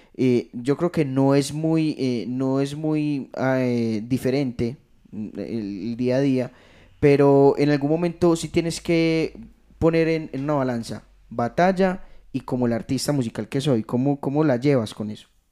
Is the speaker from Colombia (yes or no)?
yes; Rionegro, Antioquia, Colombia; yo no soy de Medellín, yo soy de Río Negro